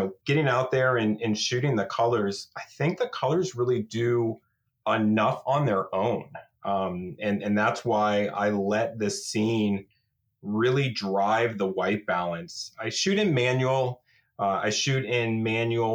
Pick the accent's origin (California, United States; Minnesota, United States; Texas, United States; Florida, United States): Florida, United States; moved away as an adult; now in Camas, Washington, United States; growing up in Florida, you don't have a fall season.